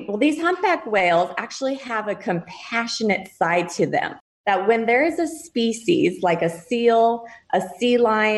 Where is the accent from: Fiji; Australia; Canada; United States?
United States; Colorado; moved away as an adult; also born or lived in Big Island of Hawaii; now in Hawaii, United States; I am actually from Colorado originally, come from a great set of parents